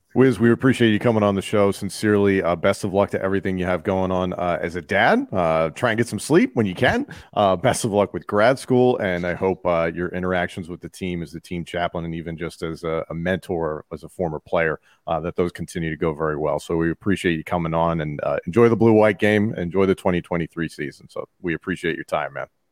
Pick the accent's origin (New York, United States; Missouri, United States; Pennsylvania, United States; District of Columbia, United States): Pennsylvania, United States; Philadelphia; as a Philadelphian